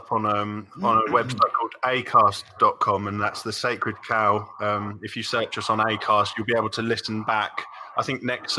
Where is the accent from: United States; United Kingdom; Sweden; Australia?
United Kingdom; England; We're both from England.